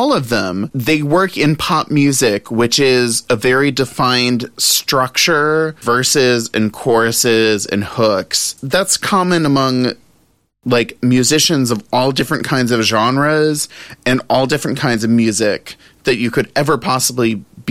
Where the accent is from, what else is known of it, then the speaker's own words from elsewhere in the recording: New Orleans, Louisiana, United States; now in Los Angeles, United States; I grew up in Louisiana.